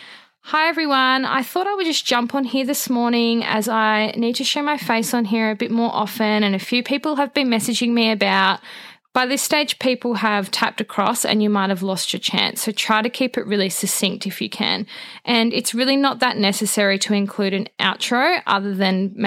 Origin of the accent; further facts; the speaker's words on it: Australia; being Australian